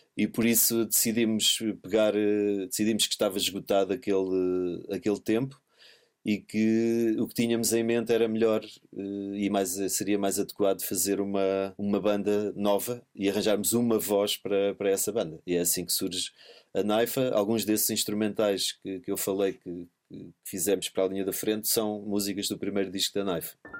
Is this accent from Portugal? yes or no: yes; Portugal; nós portugueses